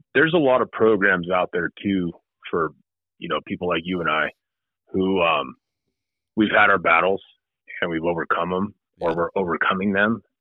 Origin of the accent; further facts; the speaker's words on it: Southern California, United States; moved away as an adult; now in Ohio, United States; I'm originally from Southern California